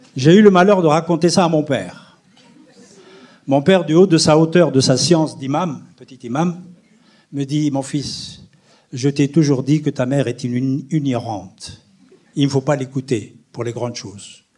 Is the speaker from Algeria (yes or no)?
yes; Aïn Defla, Aïn Defla Province, Algeria; born or raised there; moved away as an adult; now in France